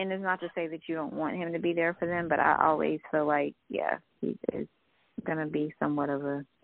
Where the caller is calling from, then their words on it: Alabama, United States; I'm calling from Alabama.